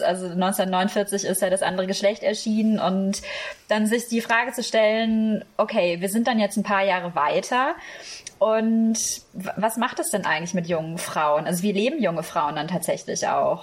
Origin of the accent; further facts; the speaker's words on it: Germany; also born or lived in France; bin ich Deutsche. Aber so vom Herz her bin ich dann doch eher Europäerin oder eben auch Französisch